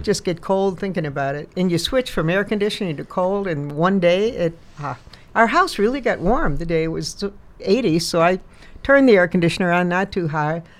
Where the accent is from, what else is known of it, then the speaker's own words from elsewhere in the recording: Chicago, Illinois, United States; moved away; I grew up in Chicago